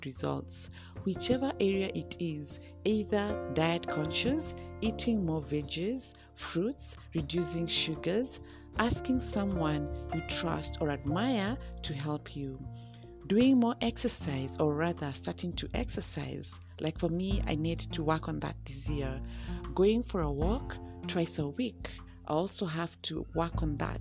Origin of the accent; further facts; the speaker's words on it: Kenya; Kenya, my home country